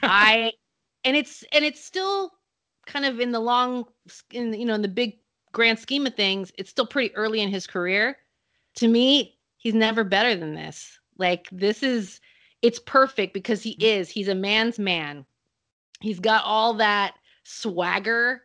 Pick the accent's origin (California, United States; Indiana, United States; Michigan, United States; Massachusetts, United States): California, United States; Salinas; I grew up in Salinas, California